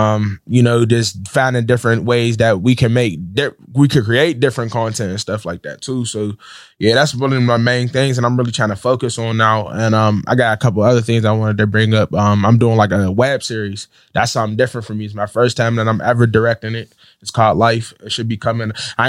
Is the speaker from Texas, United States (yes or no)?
no; Pittsburgh, Pennsylvania, United States; No, I'm from Pittsburgh. Yeah. Okay. I'm from Garfield.